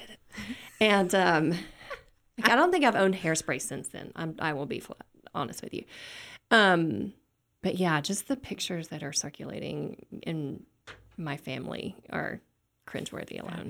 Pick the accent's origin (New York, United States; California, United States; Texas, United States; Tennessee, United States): Tennessee, United States; West; moved away; also born or lived in Little Rock, Arkansas; I s, grew up in Tennessee